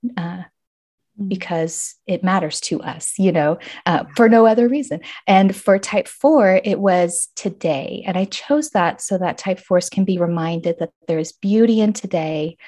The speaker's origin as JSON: {"language": "English", "region": "Arizona", "country": "United States", "tie": "born or raised there", "moved": "as an adult", "said": "But I am back in my home state of Arizona"}